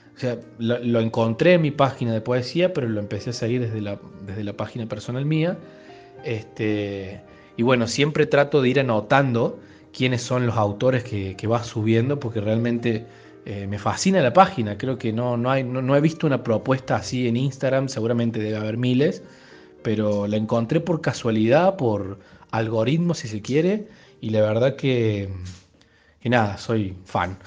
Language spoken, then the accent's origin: Spanish; Córdoba, Argentina; nací en Córdoba Capital